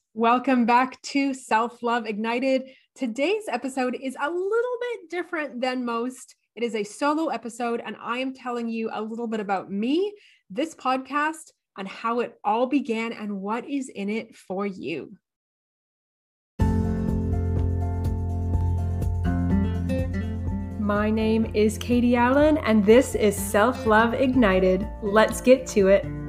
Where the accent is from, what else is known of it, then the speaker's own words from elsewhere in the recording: Canada; now in Australia; I am Canadian.